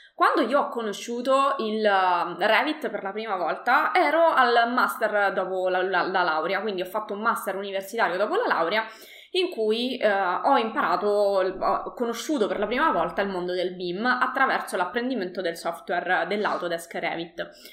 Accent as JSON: {"language": "Italian", "town": "Latina", "region": "Lazio", "country": "Italy", "said": "io uh, sono di Latina"}